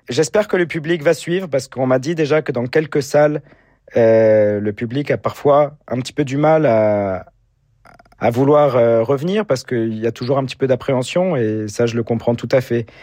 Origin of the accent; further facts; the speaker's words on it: Orange, Provence-Alpes-Côte d'Azur, France; de partager tous ces concerts ensemble avec un public très enthousiaste dans ma ville natale, c'est également la ville où j'habite.